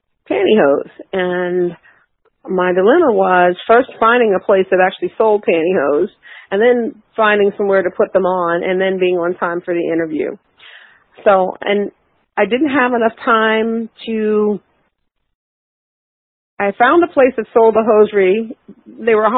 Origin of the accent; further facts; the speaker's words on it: Baltimore, Maryland, United States; 5'4" black women from East Baltimore